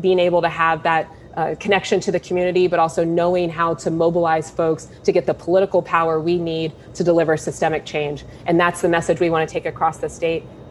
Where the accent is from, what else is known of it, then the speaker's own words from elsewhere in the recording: Columbus, Ohio, United States; I was born in Columbus, given up for adoption. I lived in a foster home as an infant for the first 9 months of my life, and then was adopted and raised on the east side of the city